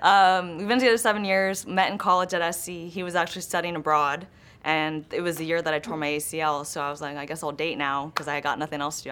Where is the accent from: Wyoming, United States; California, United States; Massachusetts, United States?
California, United States; Los Angeles; I grew up in Los Angeles. I grew up in Griffith Park